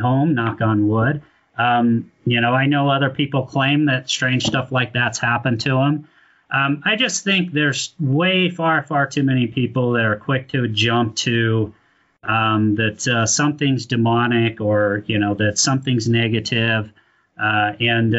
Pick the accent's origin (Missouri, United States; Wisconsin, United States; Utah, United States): Utah, United States; Ogden; I was born and raised in Ogden, graduated from Bonneville High School